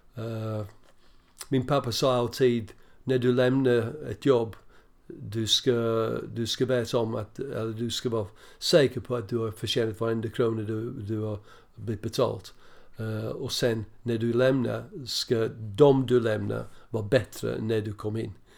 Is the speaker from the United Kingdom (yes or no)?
yes; Birmingham, West Midlands, United Kingdom; Swedish is a second language; also born or lived in Preston; now in Sweden; jag växte upp ja, på Villa Park i stort sett